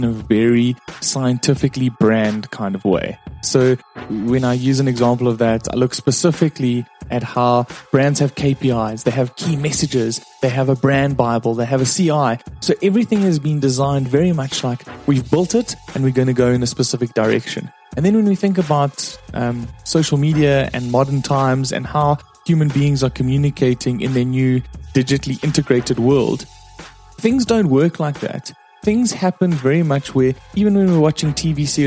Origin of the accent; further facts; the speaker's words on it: South Africa; I'm from South Africa. That's why I have this strange accent.